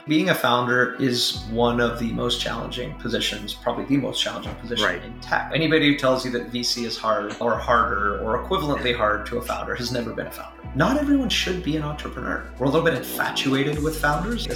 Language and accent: English; Vancouver, British Columbia, Canada; moved away as an adult; also born or lived in Silicon Valley; I was born and raised in Vancouver. So grew up here.